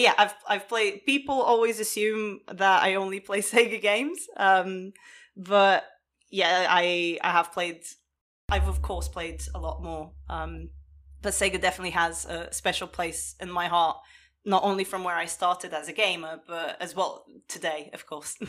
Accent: Portugal; moved away; I grew up in Portugal

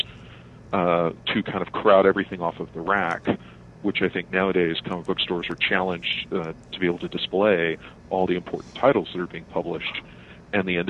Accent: San Antonio, Texas, United States; moved away; I grew up in San Antonio

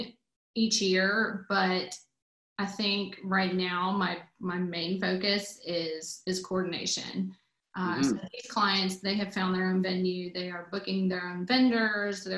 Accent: Newnan, Georgia, United States; I grew up in Noonan, Georgia, which is about 40 minutes south of the city on off I-85

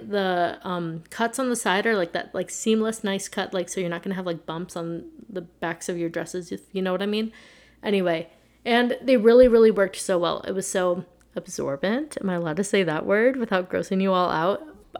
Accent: Las Vegas, Nevada, United States; I'm from Vegas, if people don't know. I'm sure you all do. I live in Vegas.

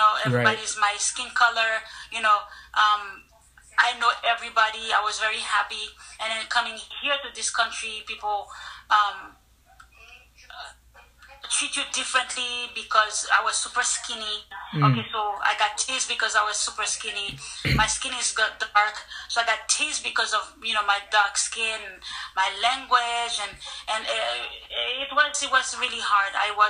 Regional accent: New Jersey, United States; Then growing up in New Jersey, white Americans have a lot of prejudice, so they give you a hard time.

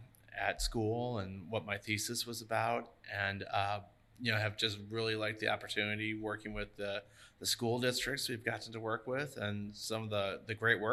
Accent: Lakewood, Ohio, United States; moved away as an adult; also born or lived in Cincinnati, Ohio / Cleveland, Ohio; now in Grand Island, United States; So I'm originally from Ohio. I actually, little ways from here. I actually grew up right outside of Cleveland, a little town called Lakewood, which is the first town to the west of Cleveland.

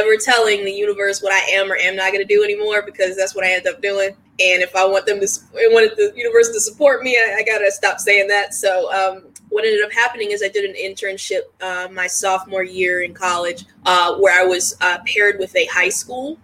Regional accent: Washington, District of Columbia, United States; moved away as an adult; I'm originally from Washington, D.C., super, super D.C. person in the sense that, like, I rep D.C. to the fullest. It is, you know, the place that raised me

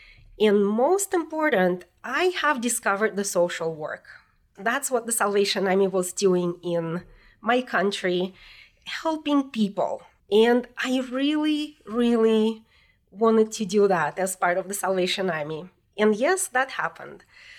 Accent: Volgograd, Volgograd Oblast, Russia; English is a second language; moved away as an adult; now in Colorado, United States; I was born and raised in Russia, in the city that is called Volgograd, which means the city on the Volga River.

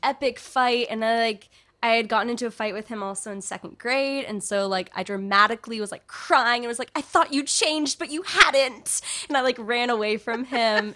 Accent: California, United States; speaking as a Californian

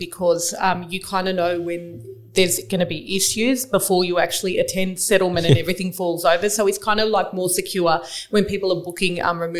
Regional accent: Baralla, Western Australia, Australia; I grew up in Baralla and I had my mother around that area

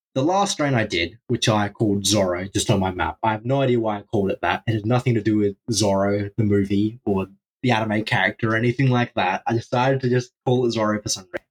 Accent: Australia; I'm from Australia

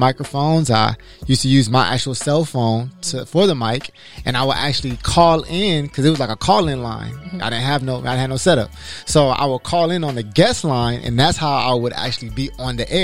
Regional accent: Los Angeles, California, United States; I'm from Los Angeles, California. I graduated from Inglewood High School

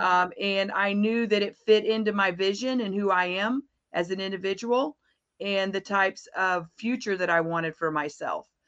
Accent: Florida, United States; I am from Florida. Um, I'm a, actually a native Floridian

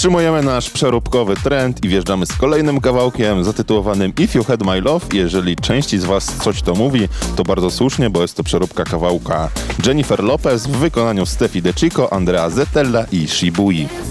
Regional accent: Poland; accent: English from Poland; pozostanę przy moim akcencie English from Poland

